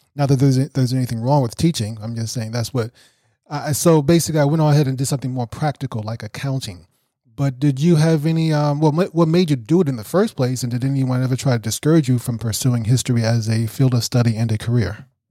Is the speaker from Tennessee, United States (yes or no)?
no; New York City, New York, United States; I grew up in Brooklyn, New York